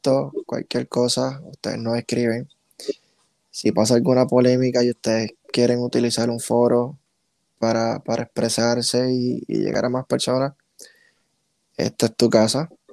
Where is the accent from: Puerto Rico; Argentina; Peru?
Puerto Rico; first language Spanish; nosotros mismos como puertorriqueños